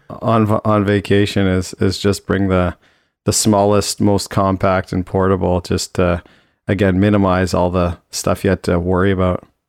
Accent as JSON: {"language": "English", "town": "Toronto", "region": "Ontario", "country": "Canada", "tie": "born or raised there", "said": "I grew up in Toronto, so I was there"}